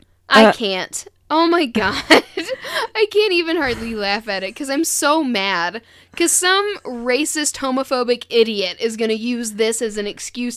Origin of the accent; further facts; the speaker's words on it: Louisville, Kentucky, United States; Because I'm from Louisville.